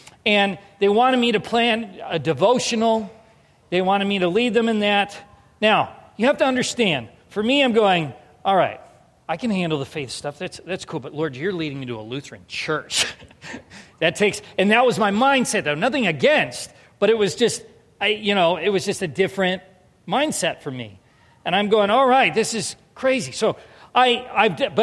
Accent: Southern California, United States; moved away as an adult; also born or lived in Winona, Minnesota; I'm from Southern California

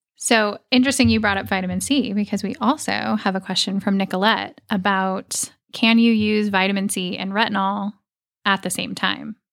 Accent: Oregon, United States; moved away; I grew up in Oregon

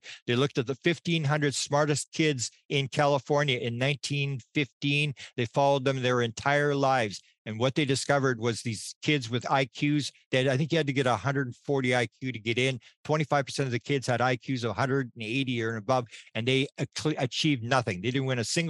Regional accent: Winnipeg, Manitoba, Canada; I'm from Winnipeg, Manitoba, Canada

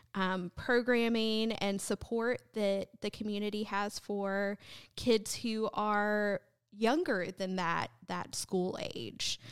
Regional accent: North Carolina, United States; moved away as an adult; also born or lived in South Texas; now in LaGrange, United States; I grew up in North Carolina, but for the past about, about a decade, I served a church in South Texas

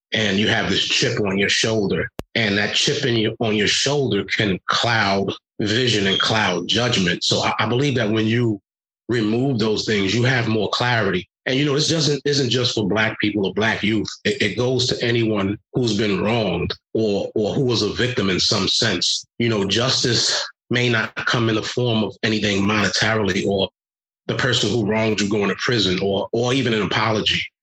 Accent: New York City, New York, United States; moved away as an adult; also born or lived in Rhode Island; now in New Hampshire, United States; growing up in Brooklyn, New York is one thing, but to then be in New Hampshire

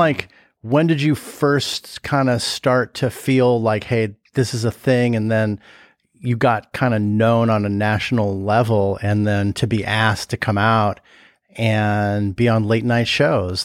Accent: Los Angeles, California, United States; I grew up in the Valley in L

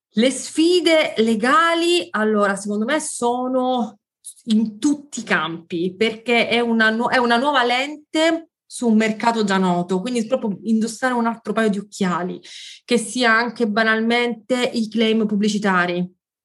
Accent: Sicily, Italy; moved away as an adult; also born or lived in Rome; io sono siciliana, mi sono mm, poi spostata a Roma dove ho frequentato l'università

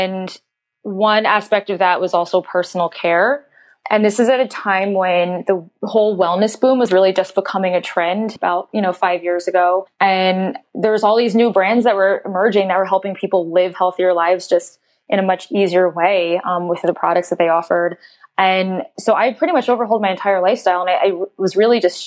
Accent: Philadelphia, Pennsylvania, United States; I grew up in Philadelphia

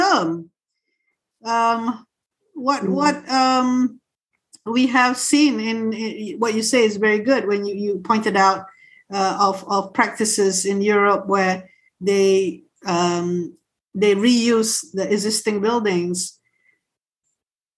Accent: Raub, Pahang, Malaysia; moved away; I'm from Raub

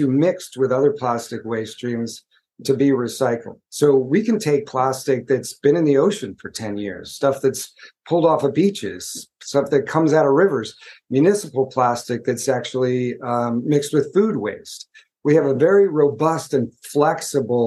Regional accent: United States; I'm from the United States. I live just outside of New York City

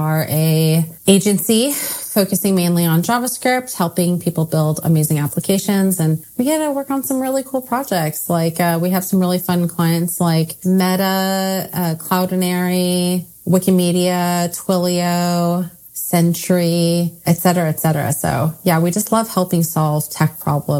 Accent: Silicon Valley, California, United States; I grew up in the Silicon Valley

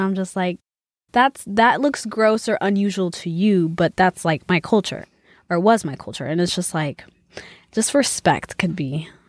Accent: Texas, United States; also born or lived in Ethiopia; oh, I'm from Texas, but I lived in Ethiopia for 9 years. I mean, about nine years.

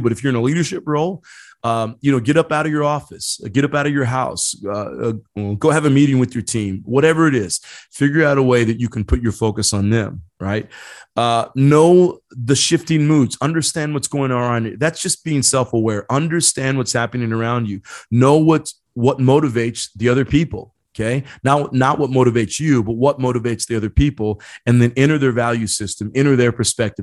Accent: Indiana, United States; now in San Diego County, United States; I grew up in Indiana, a small town in Indiana

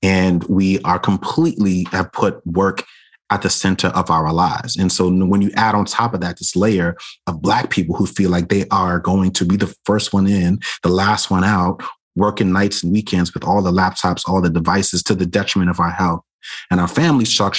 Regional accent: New York City, New York, United States; the traumas that I experienced as a kid growing up in Brooklyn

